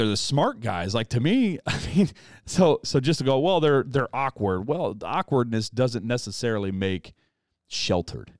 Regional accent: United States; as an American

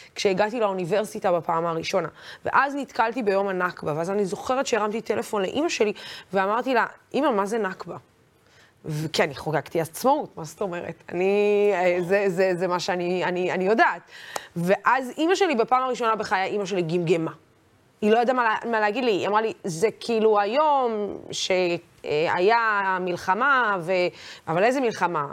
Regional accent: Israel; תמיד הגדרתי את עצמי כערבייה ישראלית

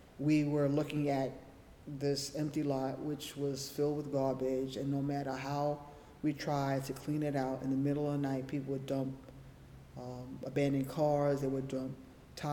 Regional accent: New York City, New York, United States; also born or lived in Harlem, New York City / Bronx, New York City; I've lived in New York City all my life. I grew up in the Lower East Side in the projects, Jacob Riis houses

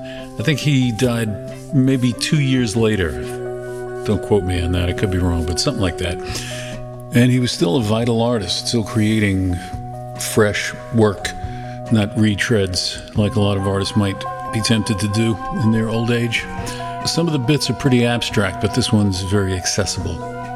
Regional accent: New York City, New York, United States; accent: Brooklyn; Well, I think my Brooklyn accent is coming out more doing this show.

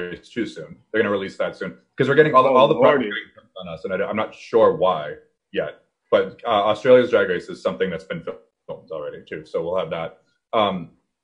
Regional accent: Boston, Massachusetts, United States; I'm from Boston

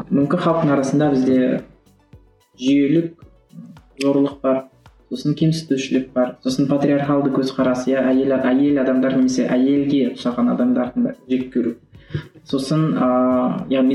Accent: Kazakhstan

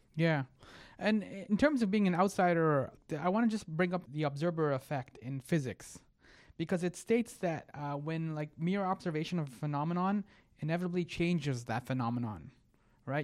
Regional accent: Egypt; I'm from Egypt

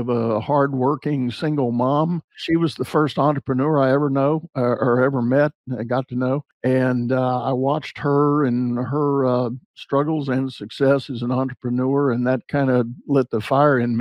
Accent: San Antonio, Texas, United States; I grew up in San Antonio. I'm native Texan

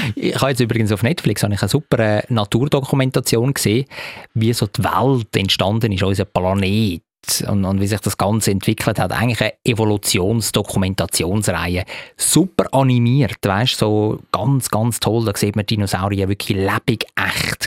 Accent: Zurich, Switzerland; als, als Zürcher

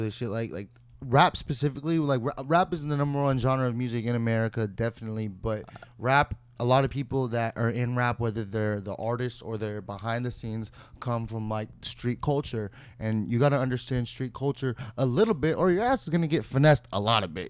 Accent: Santa Clarita, California, United States; I was working at like a boutique in my, my city where I grew up

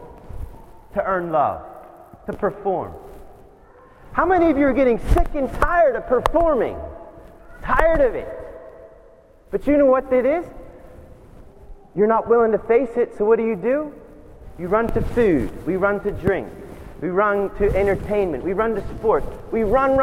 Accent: United States; as an American

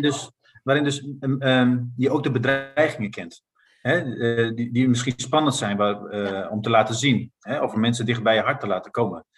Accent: Netherlands; ik ben Nederlander

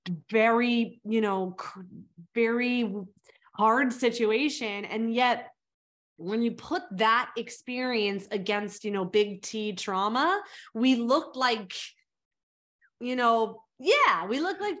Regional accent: South Africa; born there; So I was born in South Africa.

